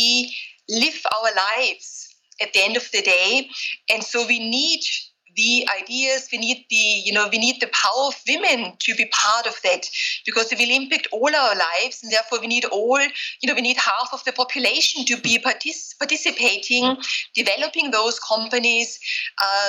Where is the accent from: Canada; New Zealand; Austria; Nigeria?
Austria; moved away as an adult; also born or lived in Vienna / Berkeley / Silicon Valley; now in London, United Kingdom; I grew up in Austria. So I'm Austrian originally.